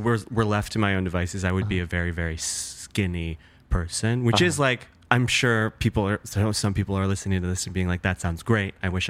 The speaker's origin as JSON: {"language": "English", "region": "the Midwest of America", "country": "United States", "tie": "born or raised there", "said": "growing up in the Midwest of America"}